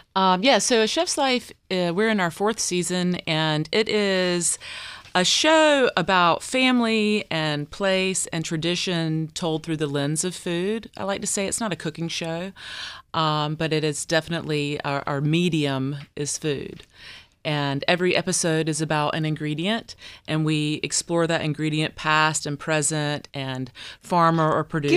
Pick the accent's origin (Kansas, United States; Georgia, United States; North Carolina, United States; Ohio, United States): North Carolina, United States; Deep Run; I grew up in Deep Run.